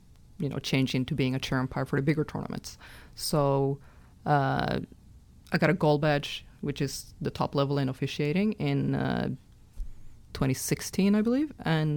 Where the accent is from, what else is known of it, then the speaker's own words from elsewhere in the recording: Norway; I'm from Norway, and it's a very small tennis nation